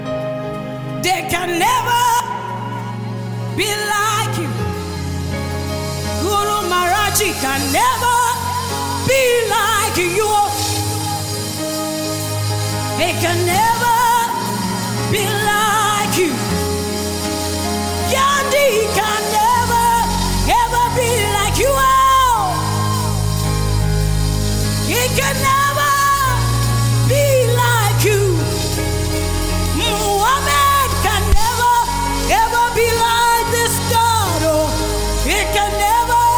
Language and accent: English; Edo, Nigeria; I come from Edo State